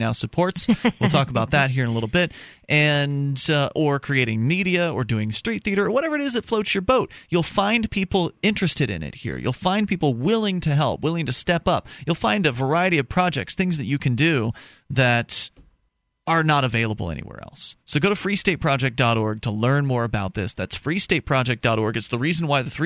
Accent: Southwest Florida, United States; now in New Hampshire, United States; I come from Southwest Florida

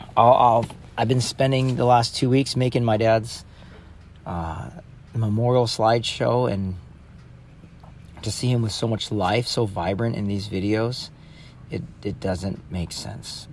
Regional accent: San Clemente, California, United States; moved away; I moved back to my hometown 2 years ago

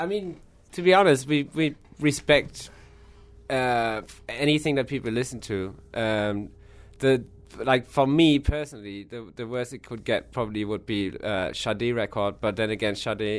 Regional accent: Hamburg, Germany; from Germany, from Hamburg.

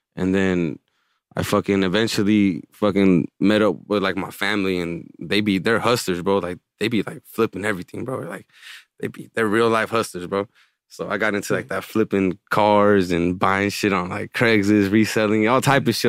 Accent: Palmdale, California, United States; moved away; growing up in Palmdale

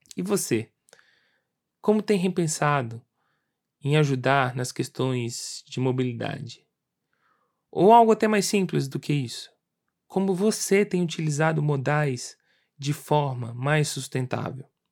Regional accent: Brasília, Federal District, Brazil; eu sou de Brasília

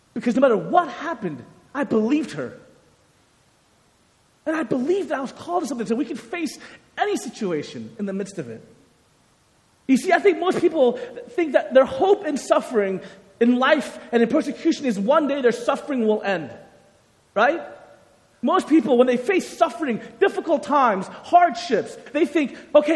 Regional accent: United States; Growing up, I came from a Korean-American home, so my parents were immigrants from Korea, and I was born in the United States

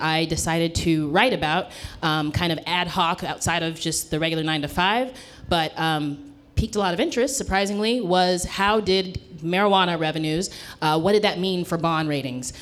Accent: Southern California, United States; moved away as an adult; now in Oakland, United States; I'm a California girl, born and raised from Southern California, and moved here uh, about 15 years ago up to the Bay Area

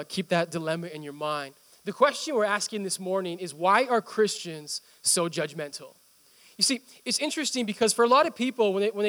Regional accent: India; moved away; my home country

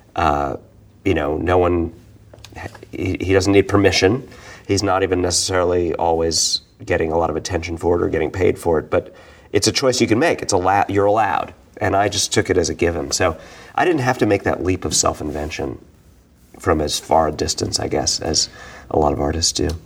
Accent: New York, United States; being a New Yorker, you know, being a bohemian, uh, growing up, you know, well, not religiously Jewish, but in kind of the cultural Jewish hmm. stuff of New York

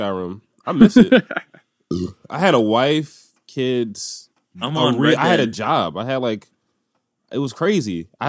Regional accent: Philadelphia, Pennsylvania, United States; I'm, like, a 3rd and Wolf boy.

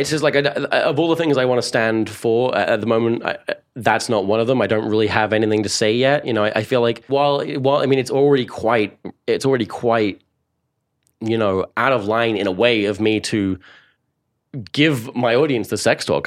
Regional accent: Cambridge, East of England, United Kingdom; born or raised there; accent: Essex; also born or lived in Essex

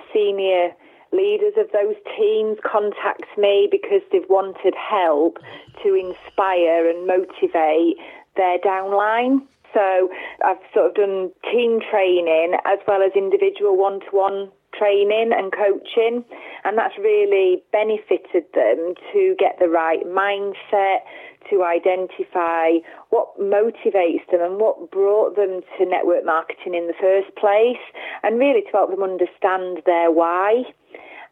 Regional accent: Worksop, East Midlands, United Kingdom; I was born and bred in Worksop back in 1974

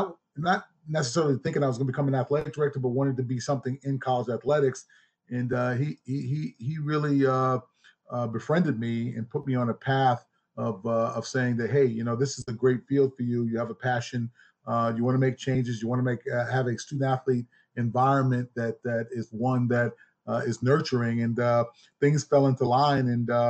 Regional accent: Gadsden, Alabama, United States; also born or lived in Birmingham, Alabama; Well, my people are from the great state of Alabama. You know, I'm from Gadsden and Birmingham, Alabama, where it all started.

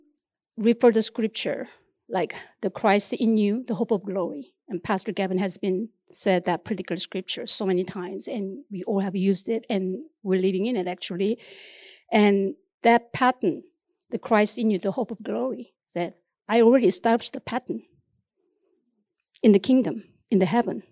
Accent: South Korea; English is a second language; moved away; the nation that I came from, there's like this place called DMZ, Demilitarized Zone

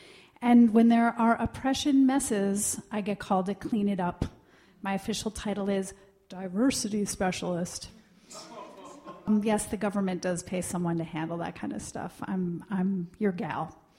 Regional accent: New York, United States; now in St. Paul, United States; I live here in St. Paul. I'm a snobby New Yorker, so even though I've lived here for 20 years, I say I'm from New York.

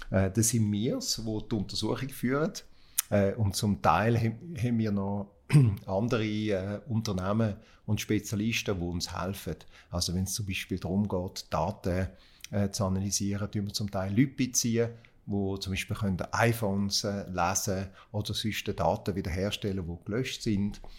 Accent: Basel, Basel-Stadt, Switzerland; also born or lived in Berkeley, United States; in Basel Just studiert, in meiner Heimatstadt.

